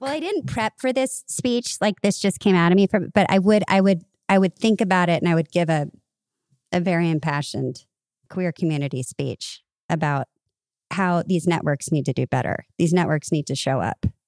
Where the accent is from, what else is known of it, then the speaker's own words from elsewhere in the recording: California, United States; I'm a girl from California